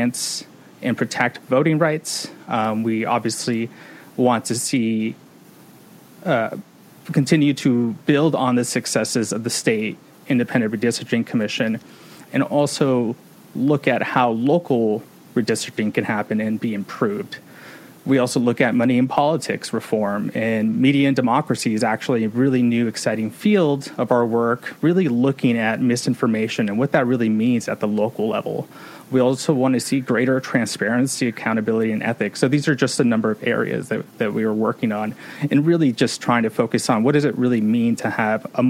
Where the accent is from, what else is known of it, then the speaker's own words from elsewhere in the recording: Watsonville, California, United States; I did grow up in Watsonville, born and raised